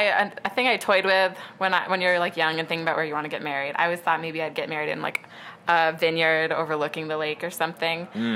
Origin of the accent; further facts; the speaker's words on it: Seneca Falls, New York, United States; I'm from Seneca Falls, which is, we're about 15 minutes away from Seneca Falls right now.